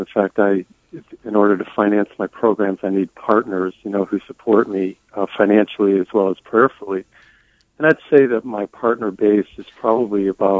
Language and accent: English; New England, United States; moved away; I'm originally from New England